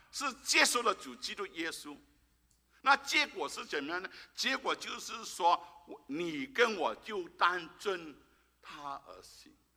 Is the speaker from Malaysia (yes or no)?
yes; Malaysia; moved away; 我已经三年多没回到马来西亚，我的母， 我的， 诶， 我的家乡